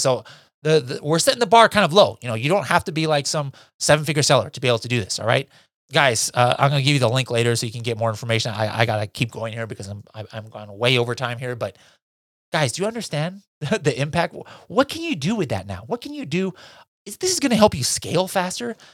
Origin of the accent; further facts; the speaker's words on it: Philippines; being Filipino